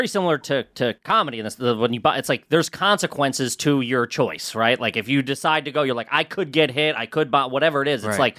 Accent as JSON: {"language": "English", "town": "Philadelphia", "region": "Pennsylvania", "country": "United States", "tie": "born or raised there", "moved": "as an adult", "said": "I was born in the Northeast."}